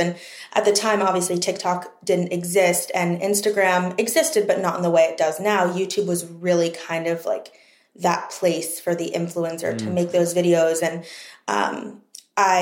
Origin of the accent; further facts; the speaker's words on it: East Coast, living at home in Maryland, United States; moved away as an adult; also born or lived in New York, United States; now in Los Angeles, United States; Coming from the East Coast, growing up on the East Coast, so many of my friends were there